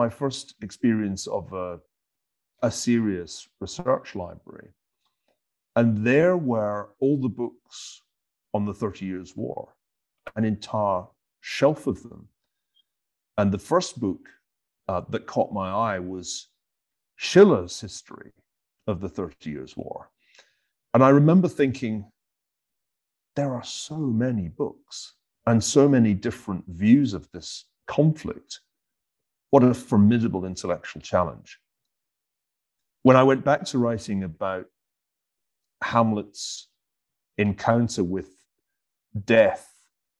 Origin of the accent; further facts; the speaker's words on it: Glasgow, Scotland, United Kingdom; I was a teenager in the 1970s, growing up in Glasgow